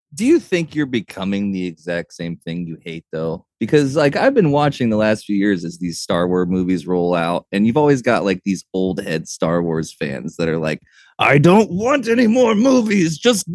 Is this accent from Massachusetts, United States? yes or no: no; Indiana, United States; Growing up in Indiana, I know a bunch of people that are just like the Godwins.